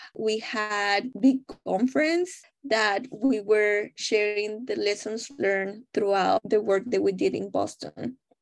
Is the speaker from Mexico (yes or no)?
yes; Mexico; English is a second language; moved away as an adult; now in United States; I am originally from Mexico